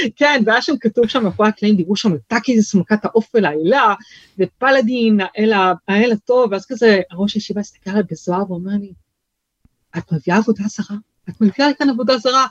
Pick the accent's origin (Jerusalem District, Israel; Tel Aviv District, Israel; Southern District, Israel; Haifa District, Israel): Jerusalem District, Israel; Jerusalem; also born or lived in France / Bnei Brak; התמקמנו במקור בגילו, בירושלים